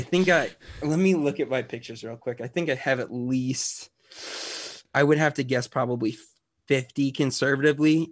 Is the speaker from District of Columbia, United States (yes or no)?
no; Chicago, Illinois, United States; I grew up in the Chicagoland area